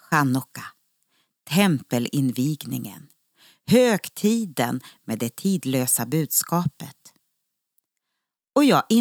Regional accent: Norrland, Sweden; now in Uppsala, Sweden; Ja, det hörs nog inte riktigt. Jag är ju norrlänning, egentligen.

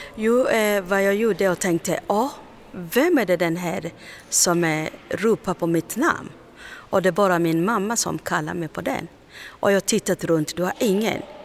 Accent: Kenya; Swedish is a second language; moved away as an adult; also born or lived in Tanzania / Uganda; now in Sweden; jag är kenyan men jag flyr från Kenya, Tanzania

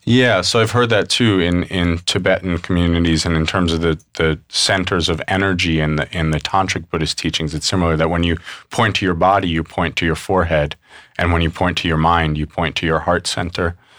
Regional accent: New York City, New York, United States; I grew up mostly in New York City

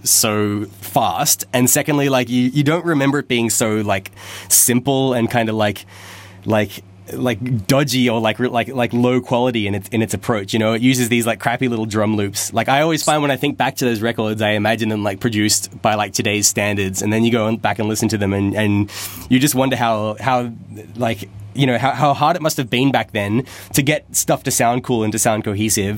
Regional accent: Canberra, Australian Capital Territory, Australia; the university in Canberra, my hometown.

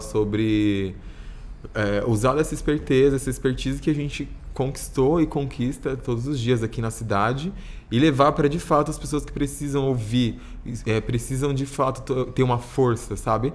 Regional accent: São Paulo, Brazil; eu sou de Itaquera, super longe, assim

